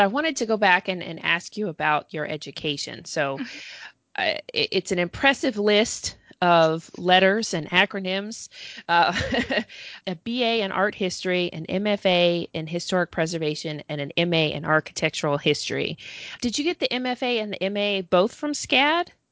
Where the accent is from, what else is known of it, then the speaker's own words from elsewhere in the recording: Georgia, United States; I'm I'm actually from Georgia